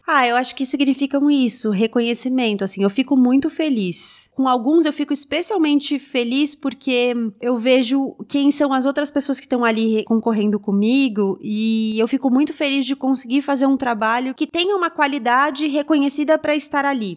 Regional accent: São Paulo, Brazil; Eu nasci em São Paulo, cresci em São Paulo

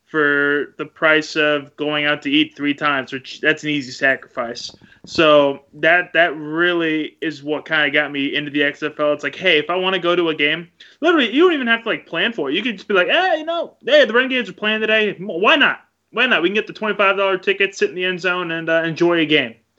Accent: Arlington, Texas, United States; moved away as an adult; also born or lived in Wisconsin; now in Oklahoma, United States; growing up in Arlington, growing up near Cowboys Stadium

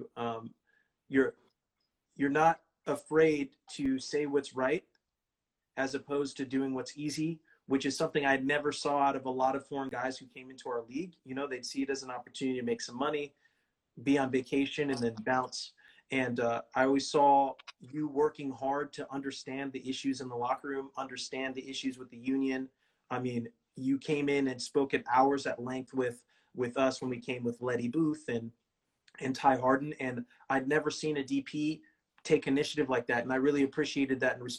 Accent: Bakersfield, California, United States; moved away; my hometown, Bakersfield, California

